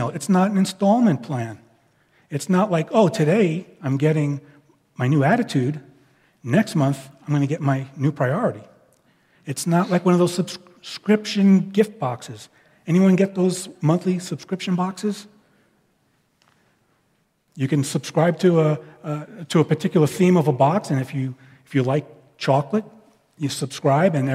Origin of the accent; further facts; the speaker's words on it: Northeast, United States; it was like old, old hometown week when we were, we were together because those of us from the Northeast, we kind of think in similar ways.